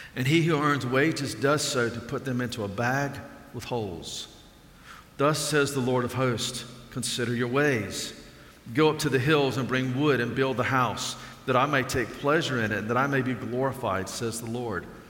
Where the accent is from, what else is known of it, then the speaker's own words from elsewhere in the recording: Alabama, United States; I grew up in Alabama